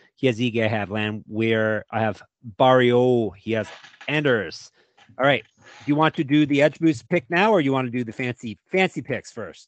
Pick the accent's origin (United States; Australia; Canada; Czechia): Canada